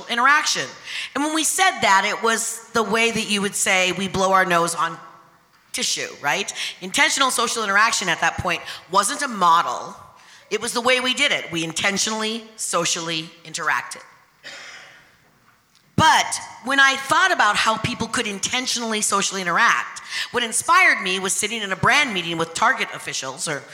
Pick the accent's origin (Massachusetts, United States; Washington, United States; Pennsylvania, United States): Washington, United States; a small town 60 miles north of Seattle, Pacific Northwest; I grew up in a little all-white town 60 miles north of Seattle.